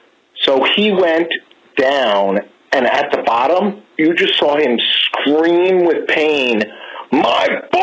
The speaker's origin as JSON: {"language": "English", "region": "New York metropolitan area", "country": "United States", "said": "I'm sorry, I'm not from New Jersey. I am from the tri-state."}